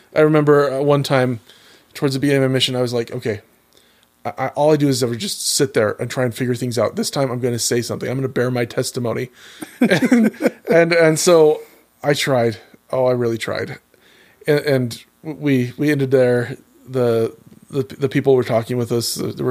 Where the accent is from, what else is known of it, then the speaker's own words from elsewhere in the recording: Auburn, Washington, United States; I grew up in Washington State, in a town called Auburn. It's kind of between Seattle and Tacoma